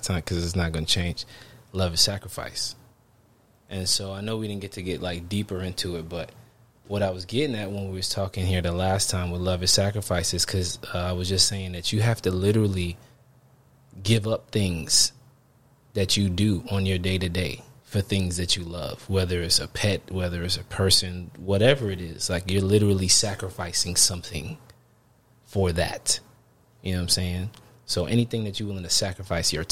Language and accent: English; New York City, New York, United States; moved away as an adult; now in San Diego, United States; I'm from Brooklyn. Military got me here in sunny San Diego